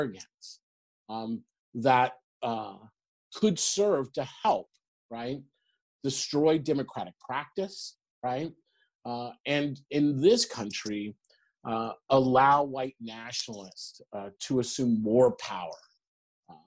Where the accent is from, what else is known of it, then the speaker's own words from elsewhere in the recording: Long Beach, California, United States; I grew up in the Reagan era, right? In Long Beach, California